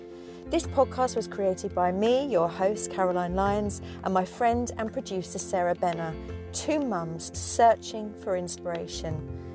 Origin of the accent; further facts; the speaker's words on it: Croydon, London, United Kingdom; I'm from Croydon.